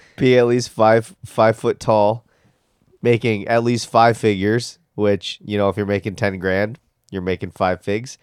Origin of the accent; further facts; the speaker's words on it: United States; we're American